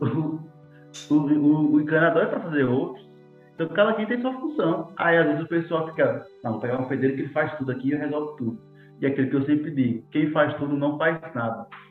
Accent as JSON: {"language": "Portuguese", "region": "Sergipe", "country": "Brazil", "said": "A gente é sergipano e gosta de dizer que é sergipano"}